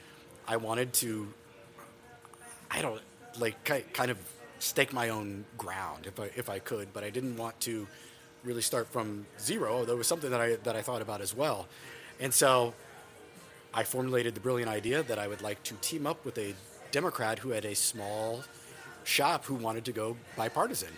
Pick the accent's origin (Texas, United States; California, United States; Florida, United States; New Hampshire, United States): Texas, United States; Dallas; moved away as an adult; also born or lived in Austin; now in Washington, D.C., United States; We're both born and raised in Dallas